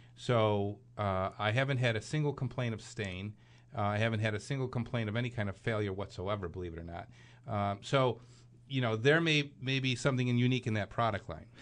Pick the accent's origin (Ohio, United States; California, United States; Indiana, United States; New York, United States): New York, United States; Clarence; my hometown? That's Clarence, New York